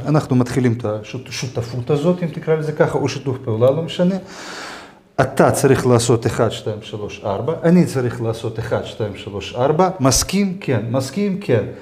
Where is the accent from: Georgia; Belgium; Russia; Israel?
Georgia; אני לא נולדתי בהולנד, אני נולדתי בגיאורגיה.